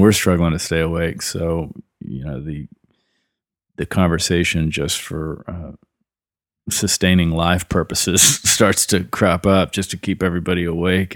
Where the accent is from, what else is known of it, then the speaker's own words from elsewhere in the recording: Killeen, Texas, United States; also born or lived in Kennett, Missouri / Austin, Texas; I have was born in southeast Missouri in the Boot Hill, a little town called Kennett. And, uh, when I was eleven years old, my mom remarried, and that took us down to Central Texas